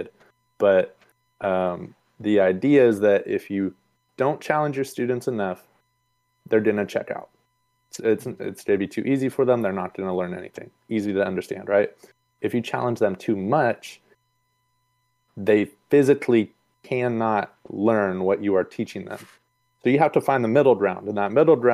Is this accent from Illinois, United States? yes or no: no; Sacramento, California, United States; I'm born and raised in Sacramento